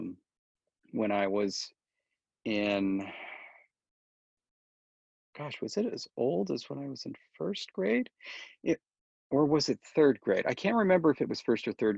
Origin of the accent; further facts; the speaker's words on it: Orange County, California, United States; also born or lived in Fresno, California; I moved from Fresno to Orange County, where I lived the rest of the time, in first grade